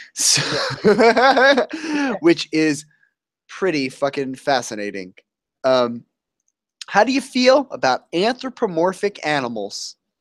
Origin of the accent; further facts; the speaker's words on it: New Jersey, United States; I'm from New Jersey